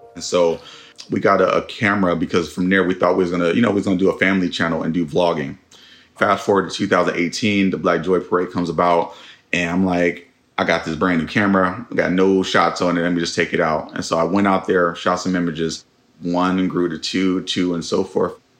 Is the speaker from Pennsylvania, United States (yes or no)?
no; Oakland, California, United States; 96 and Sunnyside. That's um yeah, stomping grounds.